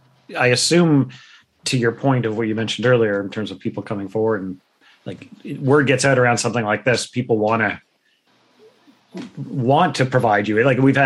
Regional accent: Durham, Ontario, Canada; I grew up in Durham.

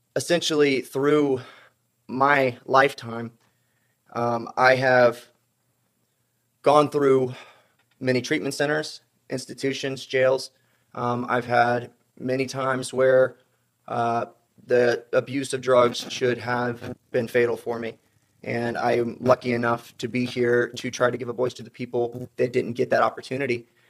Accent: South Carolina, United States; moved away; I'm from South Carolina originally

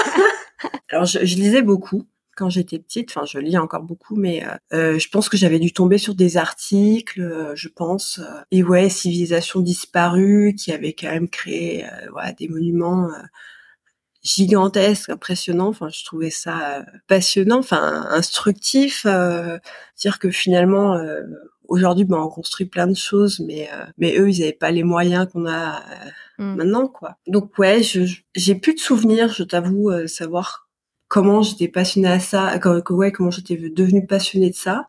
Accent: Grenoble, Auvergne-Rhône-Alpes, France; now in Paris region, France; je suis originaire de Grenoble.

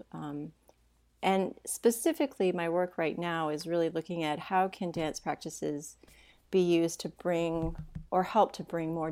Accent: Hendersonville, Tennessee, United States; I actually grew up in a small town. It used to be a small town, it's not anymore, um, right outside of Nashville, Tennessee. And um, it's a place, it, it's called Hendersonville

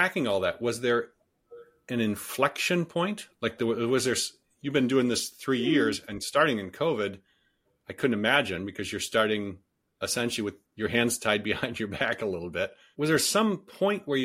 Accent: Detroit, Michigan, United States; now in Silicon Valley, United States; I grew up in Detroit

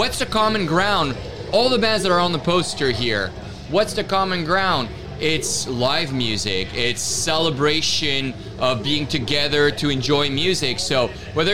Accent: Canada; I'm Canadian. Very proud.

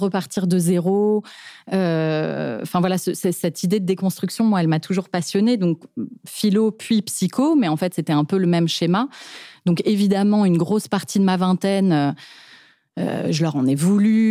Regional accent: Paris, Île-de-France, France; j'ai grandi dans un environnement d'artistes qui gagne sa vie en tant qu'artiste, quoi. Donc, on a grandi à Montmartre

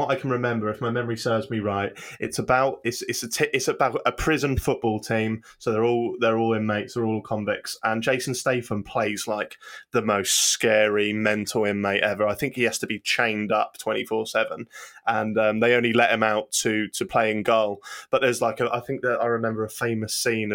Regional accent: Norwich, East of England, United Kingdom; I'm from Norwich, which is next to a little coastal town called Lowestoft

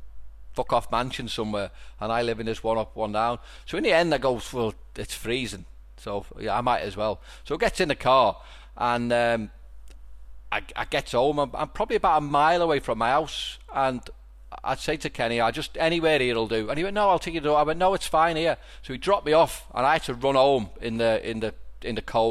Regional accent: Liverpool, North West England, United Kingdom; I'm from Toxteth, lived in a one up one down

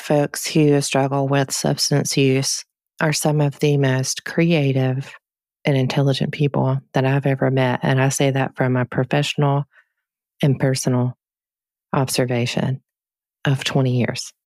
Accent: United States; we're taught as Americans

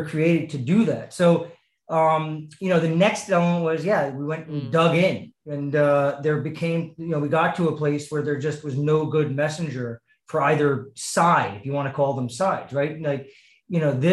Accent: New York, United States; I'm born and raised New Yorker

